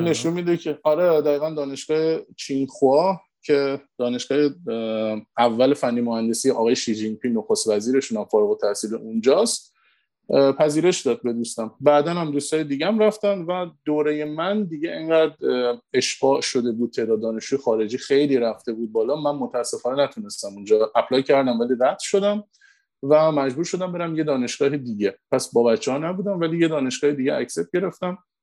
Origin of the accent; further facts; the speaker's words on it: Iran; moved away as an adult; دقیقا 9 سال پیش بود که من از ایران مهاجرت کردم